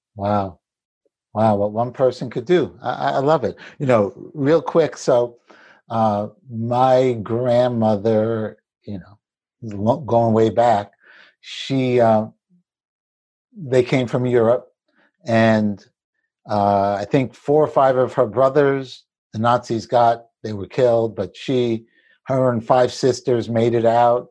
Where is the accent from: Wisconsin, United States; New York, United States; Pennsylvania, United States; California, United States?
New York, United States; New York City; I grew up in in Brooklyn, in the city, we weren't wealthy particularly